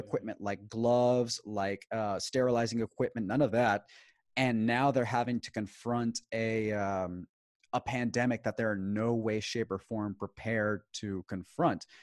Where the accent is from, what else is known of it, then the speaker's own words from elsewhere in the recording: Houston, Texas, United States; also born or lived in Maracaibo, Venezuela; I was born in the United States, namely Houston, Texas